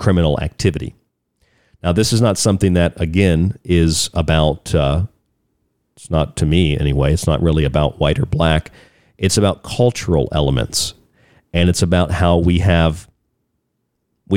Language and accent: English; Florida, United States; I'm from the state of Florida, I'm from the South